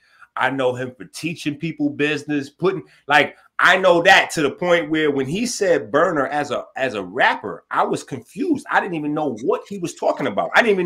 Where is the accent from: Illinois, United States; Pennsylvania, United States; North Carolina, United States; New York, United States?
New York, United States; New York City; We was raised on ….